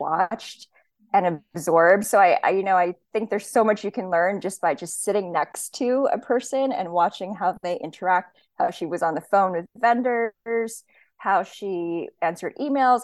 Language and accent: English; Hawaii, United States; moved away; I grew up in Hawaii. I was born and raised there